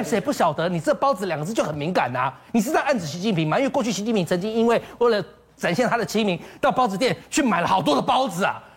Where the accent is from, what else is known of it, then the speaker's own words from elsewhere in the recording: Taiwan; 我们台湾的联电